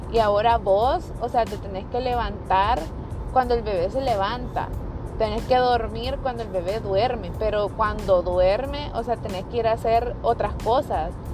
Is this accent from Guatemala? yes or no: no; El Salvador; moved away as an adult; now in United States; yo soy salvadoreña, nací en El Salvador, me crié allá también. Me vine para los Estados Unidos a mis 19 años